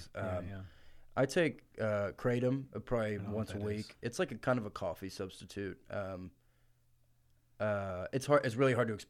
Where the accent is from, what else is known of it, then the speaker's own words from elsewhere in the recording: Georgia, United States; I'm from Georgia.